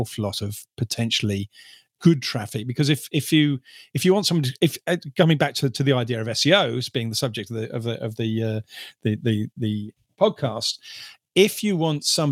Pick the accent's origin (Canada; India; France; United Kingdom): United Kingdom; I'm British